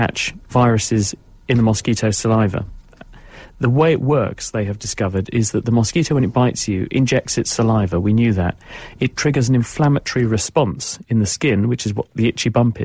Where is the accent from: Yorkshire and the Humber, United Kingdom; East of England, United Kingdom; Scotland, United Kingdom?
East of England, United Kingdom; Cambridge; I'm from Cambridge, which was one of the few places in the UK that voted against leaving the European Union last night